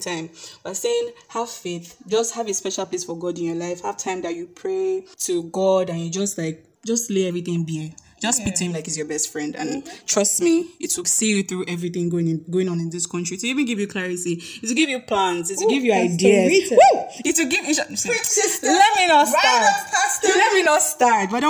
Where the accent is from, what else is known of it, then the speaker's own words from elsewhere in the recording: Nigeria; being Nigerian and being a millennial